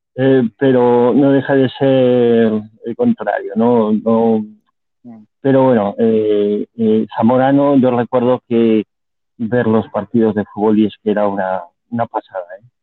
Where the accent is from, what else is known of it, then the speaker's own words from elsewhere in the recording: Vigo, Galicia, Spain; also born or lived in Madrid; yo soy de Vigo, pero estoy en una, un pueblo muy, muy cerquita a Vigo